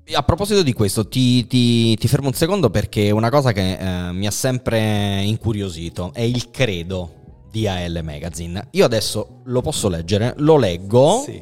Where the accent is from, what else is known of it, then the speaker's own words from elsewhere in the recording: Naples, Campania, Italy; io che sono napoletano